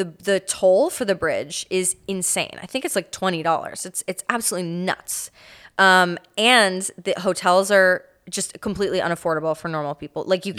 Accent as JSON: {"language": "English", "town": "Fort Myers", "region": "Florida", "country": "United States", "tie": "born or raised there", "said": "I did grow up I grew up everywhere in Florida, but I spent like a good chunk of it in Fort Myers, which absolutely got devastated."}